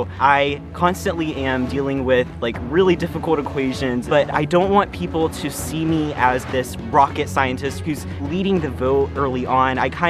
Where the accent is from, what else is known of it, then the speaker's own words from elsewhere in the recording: Atlanta, Georgia, United States; I'm from Atlanta, Georgia, and I am a student at Georgia Tech